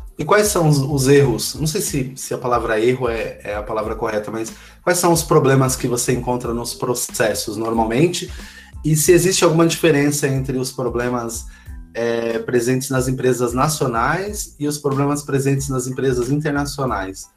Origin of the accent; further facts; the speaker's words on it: São Paulo, Brazil; todos nós que participamos desse grupo, né, que, que somos da cidade de Tiradentes